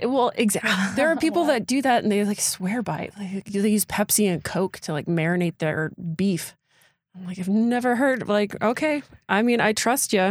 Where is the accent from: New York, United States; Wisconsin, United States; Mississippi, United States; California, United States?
Wisconsin, United States; Door County; I am from Door County, born and raised